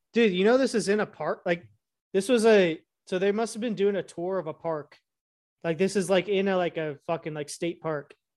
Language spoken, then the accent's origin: English; Illinois, United States; I grew up in Illinois